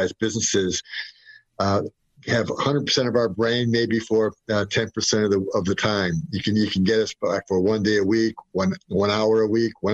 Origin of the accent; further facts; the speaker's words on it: Detroit, Michigan, United States; moved away as an adult; also born or lived in Syracuse, New York / Philadelphia, Pennsylvania / Western Ohio / South Carolina; now in Florida, United States; I grew up in Detroit, Michigan, and moved around the country with a couple of large companies